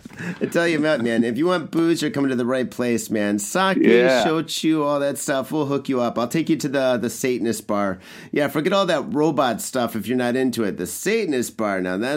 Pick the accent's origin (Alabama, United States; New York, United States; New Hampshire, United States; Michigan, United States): Michigan, United States; Detroit; also born or lived in San Francisco; now in Tokyo, Japan; I grew up in Detroit, and then I lived in San Francisco for a bit. I've been in Tokyo for about...